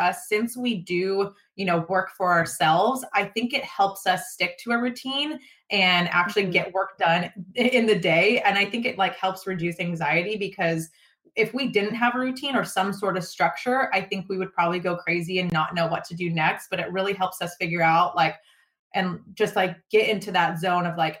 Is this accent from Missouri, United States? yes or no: no; just outside of Sacramento, California, United States; we record it out of the Max Prep studio in my hometown. It's just outside of Sacramento.